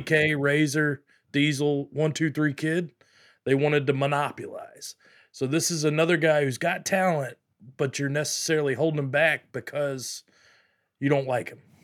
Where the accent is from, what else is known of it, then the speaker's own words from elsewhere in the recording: Pensacola Beach, Florida, United States; I'm from Pensacola Beach, you know, love it here, but, uh, Florida, obviously.